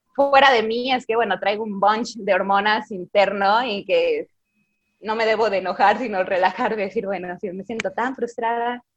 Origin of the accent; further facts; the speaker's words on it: Zamora, Michoacán, Mexico; moved away as an adult; also born or lived in Guadalajara; now in Mexico City, Mexico; nací en Zamora, Michoacán